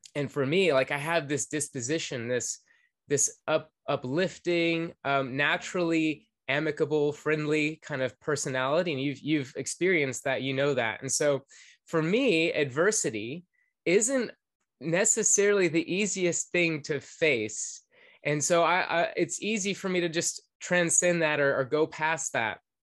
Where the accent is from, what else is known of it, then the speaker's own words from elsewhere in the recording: Atlanta, Georgia, United States; I grew up in Atlanta, Georgia